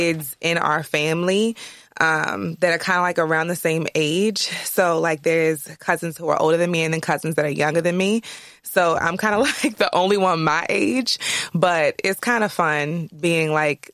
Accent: Pikesville, Maryland, United States; I grew up in Baltimore County, which is very different from the city. Okay. I grew up in Pikesville

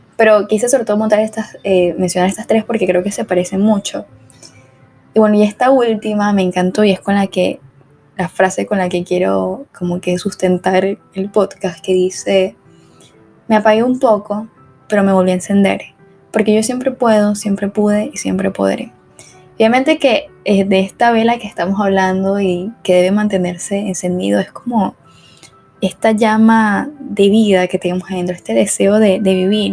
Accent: Venezuela; moved away as an adult; yo soy de Venezuela, obviamente el acento

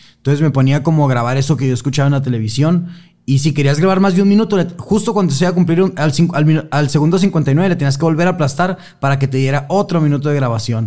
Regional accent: Sonora, Mexico; Yo que soy de, Sonora, estoy como más acostumbrado como al calor fuerte

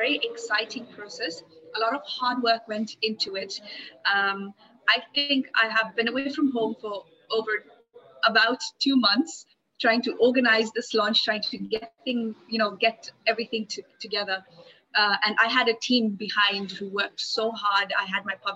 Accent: Nairobi, Kenya; moved away as an adult; also born or lived in Malaysia; now in Zanzibar, Tanzania; I'm somebody who was born and brought up in Nairobi, Kenya. Grew up in all the Kenyan ways you can imagine.

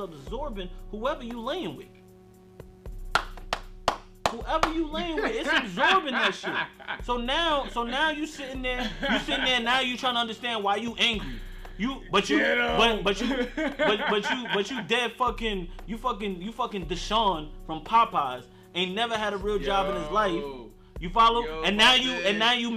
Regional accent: Yonkers, New York, United States; I come from the slums, bro. I come from Yonkers

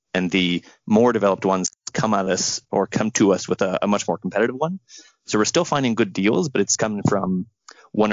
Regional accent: Canada

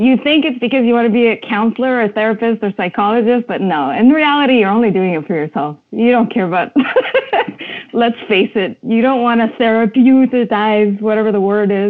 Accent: Montreal, Quebec, Canada; moved away as an adult; also born or lived in Lebanon; now in Toronto, Canada; I was born in Lebanon and was raised in Montreal

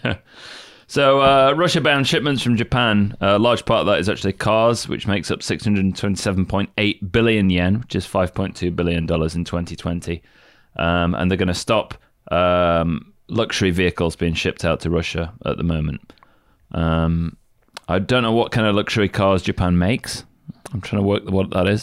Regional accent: United Kingdom; I'm British.

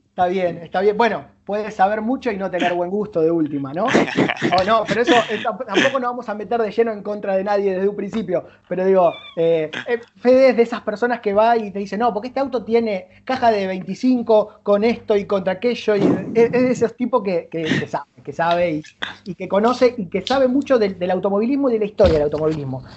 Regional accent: Rosario, Santa Fe, Argentina; estamos en Rosario, somos de Rosario

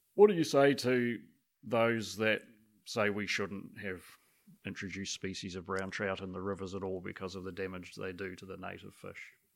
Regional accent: Christchurch, Canterbury, New Zealand; I was brought up in Christchurch

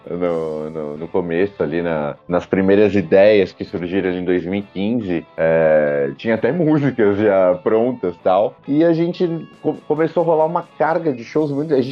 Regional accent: Santo André, São Paulo, Brazil; sou da BC Paulista, é, Santo André, São Paulo

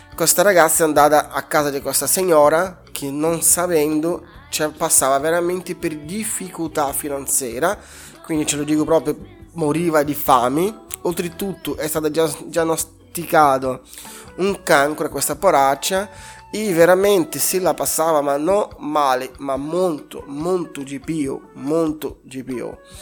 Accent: Brazil; Italian is a second language; moved away as an adult; now in Italy; Sono nato in Brasile, cresciuto in Brasile, vivo in Italia da undici anni

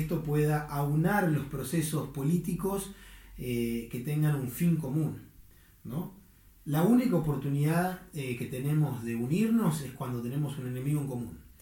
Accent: Argentina; en mi propia argentinidad

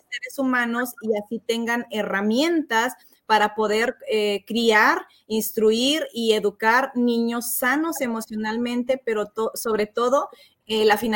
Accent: United States; born there; also born or lived in Guadalajara, Mexico; Eh, yo nací en Estados

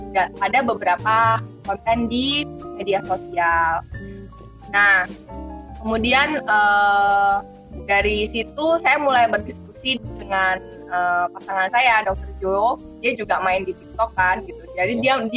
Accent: Surabaya, East Java, Indonesia; born there; also born or lived in Bali; Saya lahir di Surabaya, kemudian saya menemukan menyelesaikan pendidikan dokter saya di Fakultas Udayana Bali.

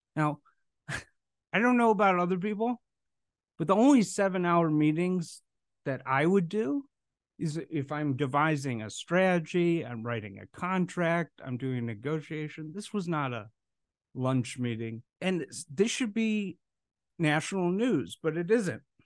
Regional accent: Chicago, Illinois, United States; I'm from a blue state. I'm from Chicago

